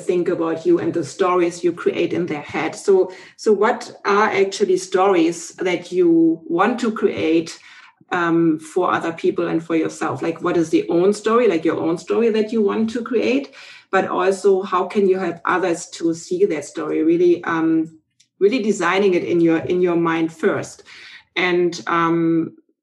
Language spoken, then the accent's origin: English; Germany; moved away as an adult; now in Canada; originally, I'm from Germany. We now live in Canada. And in 2005, we came over